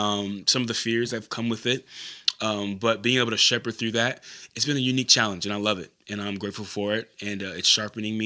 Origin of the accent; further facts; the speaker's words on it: California, United States; moved away as an adult; I'm originally from California, moved out here, went to Simpson College